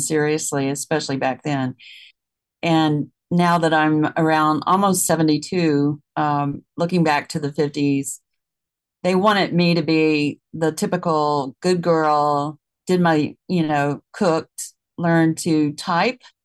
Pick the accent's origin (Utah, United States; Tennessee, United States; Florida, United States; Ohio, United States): Tennessee, United States; Memphis; I grew up in Tennessee and the city of Memphis